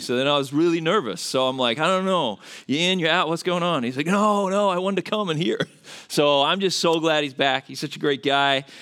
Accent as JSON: {"language": "English", "country": "Australia", "accent": "Australian", "moved": "as an adult", "lives_now": "United States", "said": "I'm originally from Australia. That's where the accent's from"}